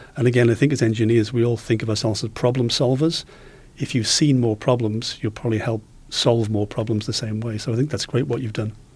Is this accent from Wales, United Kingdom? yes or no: yes; Wales, United Kingdom; I come from Wales